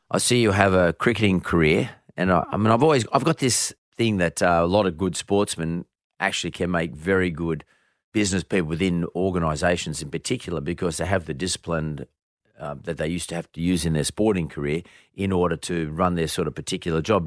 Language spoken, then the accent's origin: English; Bankstown, New South Wales, Australia; growing up in Banks Town